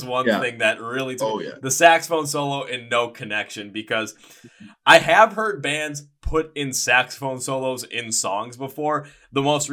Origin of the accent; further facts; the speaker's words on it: Milwaukee, Wisconsin, United States; here in my hometown, Milwaukee